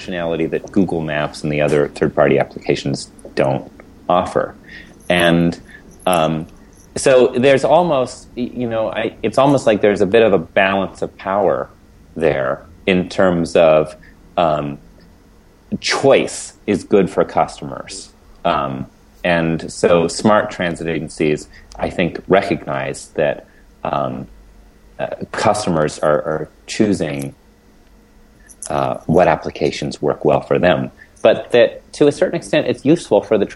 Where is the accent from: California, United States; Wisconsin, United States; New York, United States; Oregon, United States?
Oregon, United States; Portland; here in my hometown